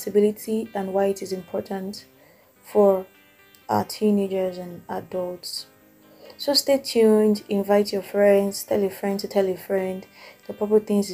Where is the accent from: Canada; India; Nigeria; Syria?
Nigeria; As Nigerian teenagers and young adults